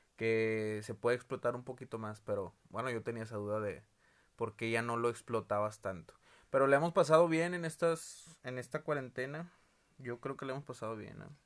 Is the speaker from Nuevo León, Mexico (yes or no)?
yes; Monterrey, Nuevo León, Mexico; todos los regios